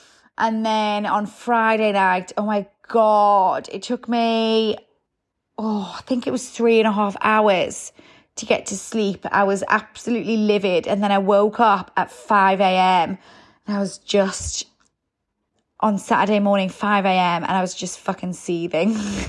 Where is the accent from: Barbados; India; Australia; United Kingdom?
United Kingdom; Newcastle, North East England; because I'm a Geordie, so anyone born in Newcastle seems to be able to drink so much without much effects happening.